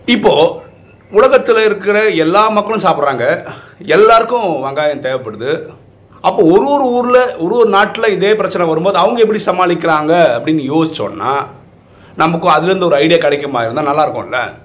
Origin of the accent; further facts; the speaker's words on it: Kasaragod, Kerala, India; now in Chennai, India; நான் வந்து கேரளாவை சேர்ந்தவன் என்னோட சொந்த ஊர் வந்து காசர்கோடு